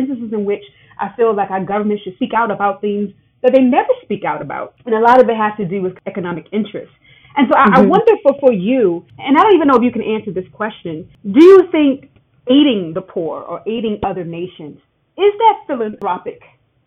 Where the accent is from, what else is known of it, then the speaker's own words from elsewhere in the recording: United States; a part of me as an American